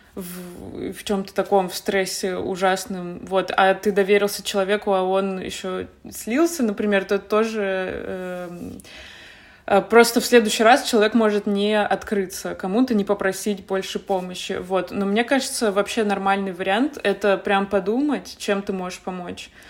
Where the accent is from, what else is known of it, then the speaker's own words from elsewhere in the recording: Yekaterinburg, Sverdlovsk Oblast, Russia; moved away as an adult; also born or lived in Saint Petersburg / Moscow; я из Екатеринбурга, поэтому я сначала поехала в Питер